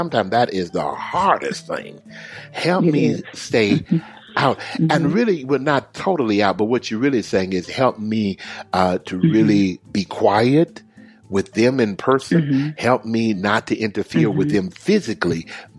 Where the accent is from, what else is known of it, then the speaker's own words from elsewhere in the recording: Houston, Texas, United States; now I'm going to where my home is, my hometown of Houston, Texas.